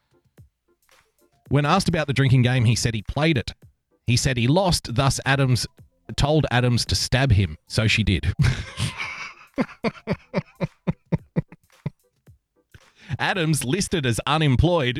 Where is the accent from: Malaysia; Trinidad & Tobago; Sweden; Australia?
Australia; I'm also an Australian